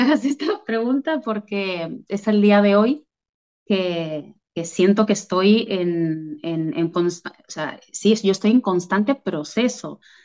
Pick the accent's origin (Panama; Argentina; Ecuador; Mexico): Argentina; moved away as an adult; now in Catalonia, Spain; soy argentina, descendiente de, italianos